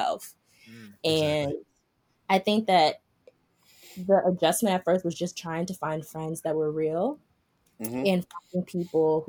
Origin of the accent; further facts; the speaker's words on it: New York City, New York, United States; growing up in Harlem.